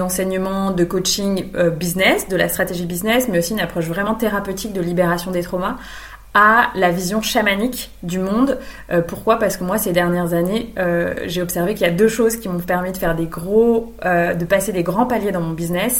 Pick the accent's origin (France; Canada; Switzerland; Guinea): France; Brittany; moved away as an adult; now in Vannes, France; je vis actuellement à Vannes, donc en Bretagne, pas loin de là où j'ai grandi